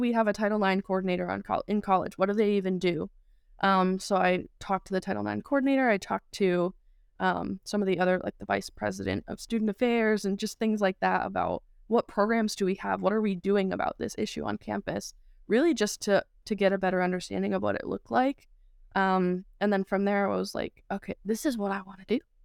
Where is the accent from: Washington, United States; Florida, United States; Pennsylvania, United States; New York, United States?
New York, United States; Saugerties; moved away as an adult; now in Phoenix, United States; growing up in Saturdays, New York